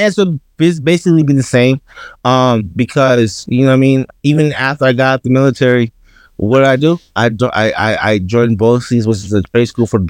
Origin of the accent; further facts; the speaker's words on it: New York, United States; I'm from New York, gang shit.